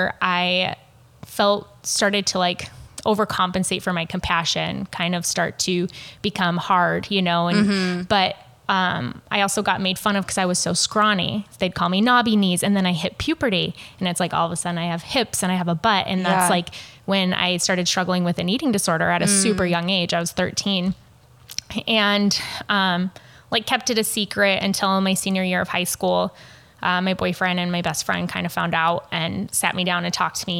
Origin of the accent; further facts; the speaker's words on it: Nebraska, United States; also born or lived in Wyoming; I'm from a super small town in Nebraska. Well, I was born in Wyoming. We moved to Nebraska when I was 1.5.